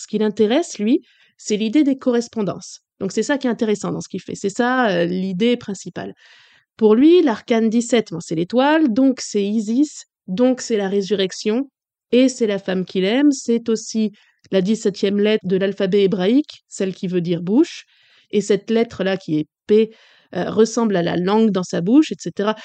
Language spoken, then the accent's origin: French; France; Chez nous en France